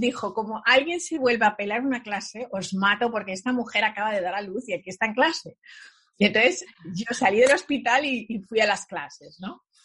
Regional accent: Spain; moved away as an adult; now in New York, United States; en España en aquella época, yo nací en los 70

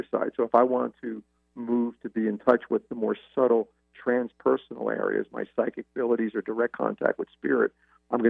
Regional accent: United States; as an Italian male, as a male, as an American

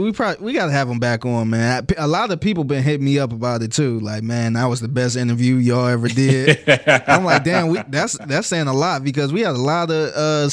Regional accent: Cleveland, Ohio, United States; now in Houston, United States; I'm from Cleveland, so you know I bleed brown and orange. But working in Houston

